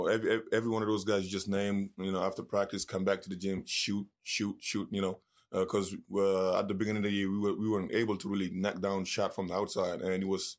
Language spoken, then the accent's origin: English; Senegal; It's like, you know, I grew up in Senegal. Soccer is the number one sport. I didn't start playing until I was 14, you know.